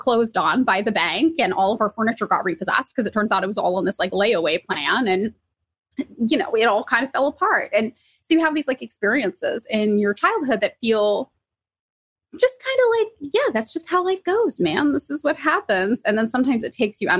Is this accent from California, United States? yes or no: yes; Fresno, California, United States; I am from Fresno, California